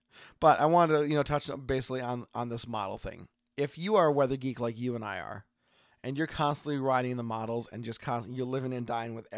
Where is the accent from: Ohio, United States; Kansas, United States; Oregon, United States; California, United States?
Oregon, United States; I am … from Oregon.